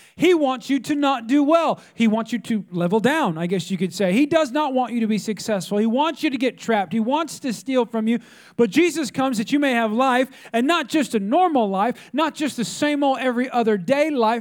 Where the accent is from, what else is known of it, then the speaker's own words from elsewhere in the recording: California, United States; now in Texas, United States; I'm not from Texas, I'm from California